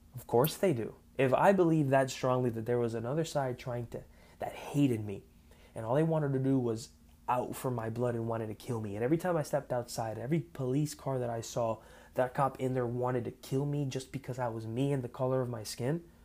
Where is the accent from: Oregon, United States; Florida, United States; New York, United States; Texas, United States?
Florida, United States; South; I am an American born Cuban raised in South Florida